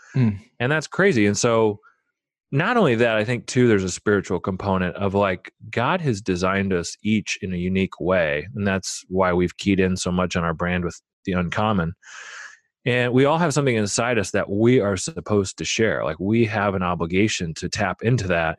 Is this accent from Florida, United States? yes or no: no; Omaha, Nebraska, United States; I grew up in Omaha, Nebraska.